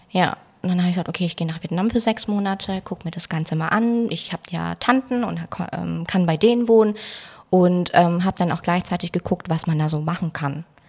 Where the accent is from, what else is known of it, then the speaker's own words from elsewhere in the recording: Baden-Württemberg, Germany; moved away; also born or lived in Frankfurt; ich komme zwar aus Baden-Württemberg, aber ich sehe das jetzt nicht als meine Heimat